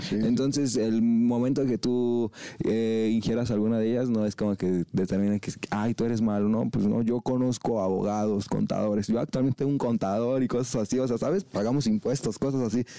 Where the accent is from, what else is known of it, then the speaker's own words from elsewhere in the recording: eastern Mexico City area, State of Mexico, Mexico; nosotros somos del oriente de la Ciudad de México, en el Estado de México